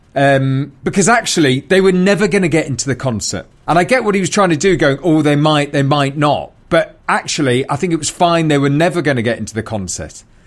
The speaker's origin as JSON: {"language": "English", "town": "Newcastle upon Tyne", "region": "North East England", "country": "United Kingdom", "tie": "born or raised there", "also_born_or_lived": "London", "moved": "as an adult", "said": "I grew up in Newcastle"}